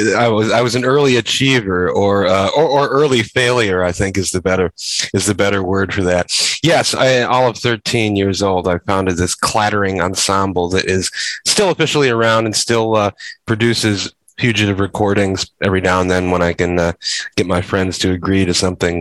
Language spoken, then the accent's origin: English; Chicago, Illinois, United States; born there; Yeah, I was born in Uptown in 1970.